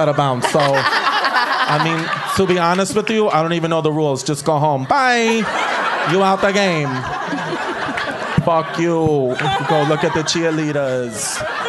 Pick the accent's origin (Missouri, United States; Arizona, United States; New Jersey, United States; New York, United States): New York, United States; New York City; I'm from Brooklyn, like the old Brooklyn, you know, like not the new fucking quinoa Brooklyn. I'm from the old part